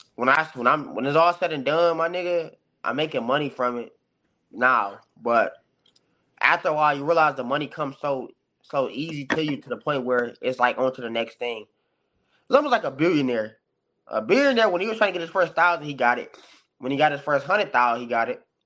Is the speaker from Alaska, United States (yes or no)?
no; Detroit, Michigan, United States; my background, it's Detroit all day